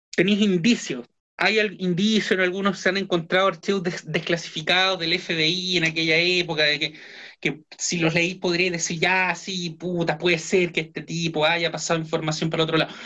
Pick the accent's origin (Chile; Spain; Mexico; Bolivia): Chile; acá en Chile